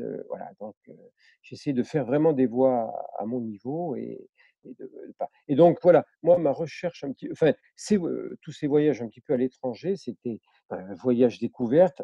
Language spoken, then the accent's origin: French; Marseille, Provence-Alpes-Côte d'Azur, France; je suis né à Marseille, hein, je n'ai pas une famille qui est purement marseillaise